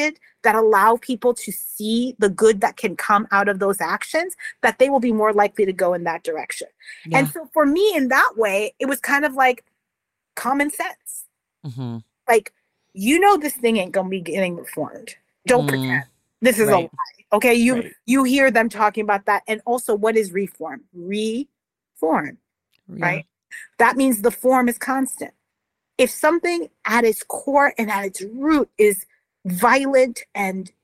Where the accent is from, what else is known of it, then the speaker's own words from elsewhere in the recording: New York City, New York, United States; I grew up in New York City